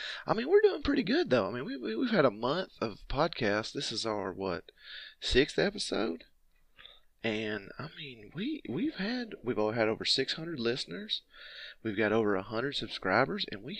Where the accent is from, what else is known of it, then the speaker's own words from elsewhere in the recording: Georgia, United States; I'm from Georgia